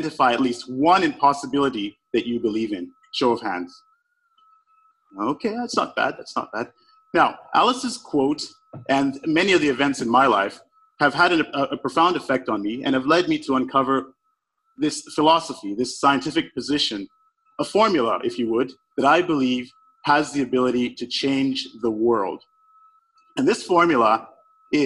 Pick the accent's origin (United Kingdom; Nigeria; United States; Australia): Nigeria; I was born in Nigeria. I was born in post-Civil War Nigeria